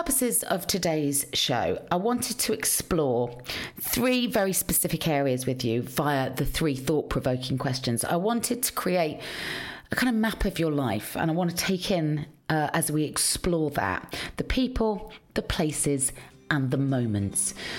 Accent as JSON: {"language": "English", "town": "Cheltenham", "region": "South West England", "country": "United Kingdom", "lives_now": "London, United Kingdom", "said": "Because when I first arrived in London, you know, I was from the country. So I was like, you know, I'm from Cheltenham in Gloucestershire."}